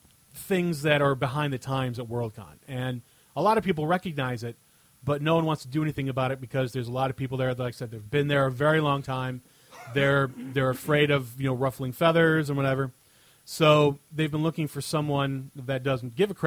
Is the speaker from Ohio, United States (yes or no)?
yes; Cleveland, Ohio, United States; I do love my hometown, Cleveland